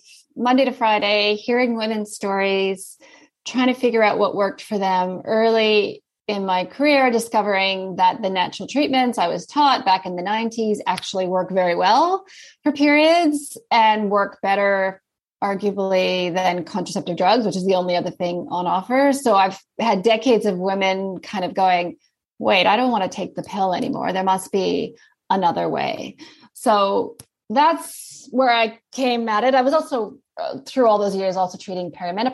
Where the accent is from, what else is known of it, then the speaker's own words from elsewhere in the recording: Canada; accent: Canadian; also born or lived in Sydney, Australia; now in Christchurch, New Zealand; As you can probably hear, I have a Canadian accent. So I'm from Canada, but then I lived in Sydney for about 15 years